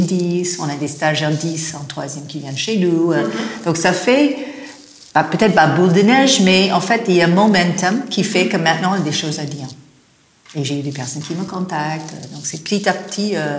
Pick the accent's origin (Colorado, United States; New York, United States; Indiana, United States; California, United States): California, United States; Los Angeles; accent: American; French is a second language; moved away as an adult; now in France; je viens de Los Angeles